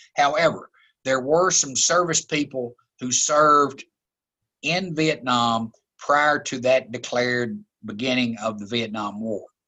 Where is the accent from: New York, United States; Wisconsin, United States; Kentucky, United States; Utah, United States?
Kentucky, United States; Glasgow; I grew up in Glasgow